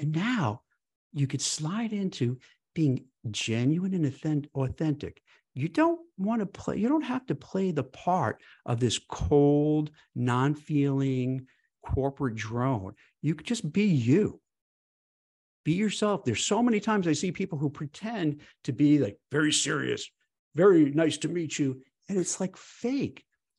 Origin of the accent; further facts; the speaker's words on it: New York City, New York, United States; I grew up in Brooklyn, New York, and, you know, fast, you know, New York, you talk fast.